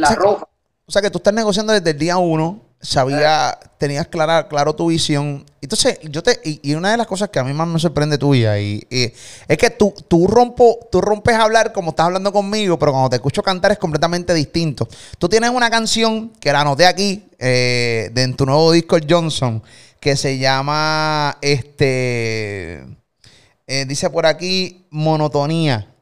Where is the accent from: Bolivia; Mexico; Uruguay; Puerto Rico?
Puerto Rico; soy el … de Puerto Rico